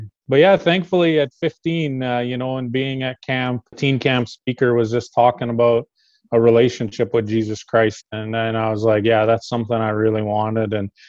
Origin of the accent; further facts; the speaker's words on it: Meadow Lake, Saskatchewan, Canada; now in Big River, Canada; I grew up in Meadow Lake. So Meadow Lake's not too far away, an hour and a little bit. Hour and a half is usually what we tell people away from Big River.